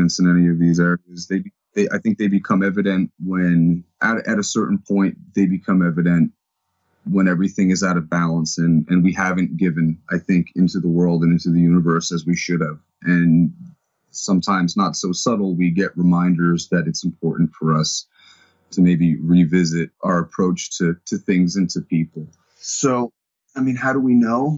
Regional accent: New Jersey, United States; I'm from New Jersey

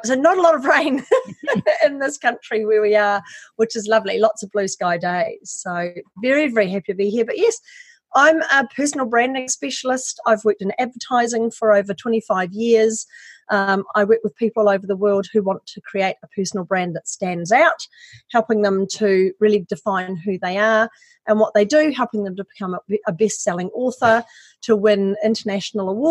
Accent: New Zealand; moved away as an adult; also born or lived in Wellington, New Zealand; now in Australia; I'm actually a Kiwi. I'm from New Zealand.

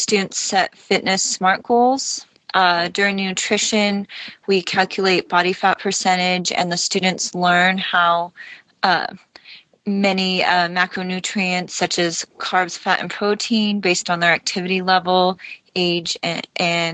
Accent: Huntington Beach, California, United States; I am from Huntington Beach, California

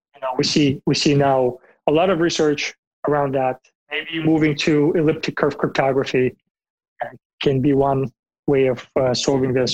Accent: Bulgaria; moved away; I'm from Bulgaria originally in Eastern Europe.

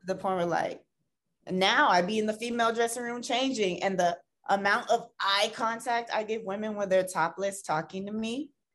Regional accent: Tampa, Florida, United States; moved away as an adult; now in Los Angeles, United States; I'm originally from Tampa, Florida, but I've been living in LA for like seven years now.

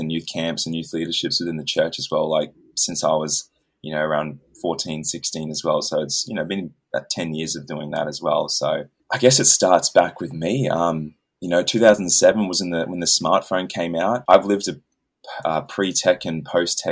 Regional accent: Australia; I'm from Australia

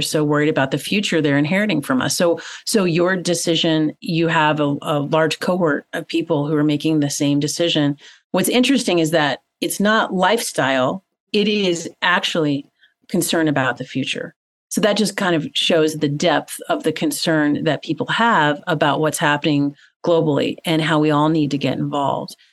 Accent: Tennessee, United States; growing up in Tennessee, which is in the southeastern part of the United States

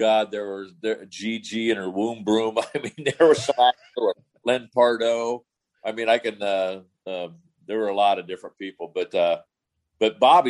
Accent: Mason City, Illinois, United States; moved away as an adult; also born or lived in Lincoln, Illinois / Des Moines, Iowa; now in San Francisco, United States; I moved from Mason City, which is about 2,000 people, to Lincoln, Illinois, where I went to junior college, which is about 10,000. Then I went to Des Moines, Iowa, which was about 100,000, to Drake University.

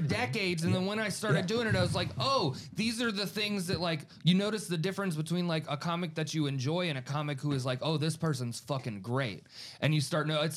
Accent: Gainesville, Florida, United States; I was from Gainesville

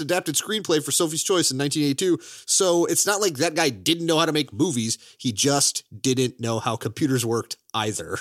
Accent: Chicago, Illinois, United States; also born or lived in Florida / Daytona Beach, Florida; I am from Chicago, Illinois, but, uh, I was born in Florida, and I've lived in Daytona Beach before

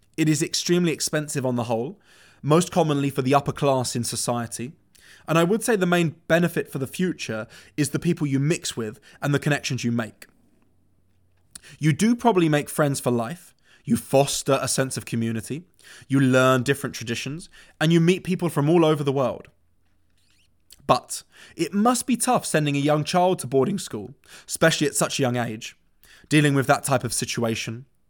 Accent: London, United Kingdom; moved away; I was born and raised in London. I went to school there

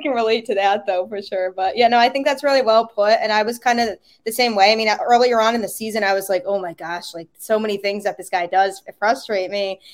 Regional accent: Connecticut, United States; I grew up, like, about ten to fifteen minutes or so from the Yukon campus

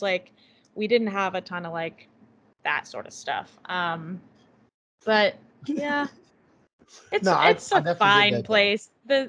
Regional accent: Columbus, Indiana, United States; So I'm from Columbus, Indiana. It's basically halfway between Indianapolis and Louisville. So like the bottom. But it's like in the, southeastern sort of.

